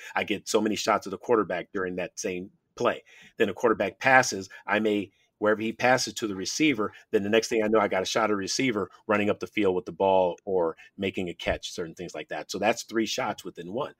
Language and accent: English; San Francisco, California, United States; when I was a kid growing up in San Francisco